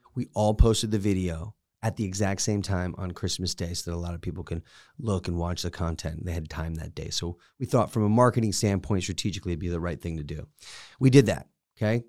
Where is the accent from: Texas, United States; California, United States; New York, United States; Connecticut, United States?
Connecticut, United States; moved away; I'm from Connecticut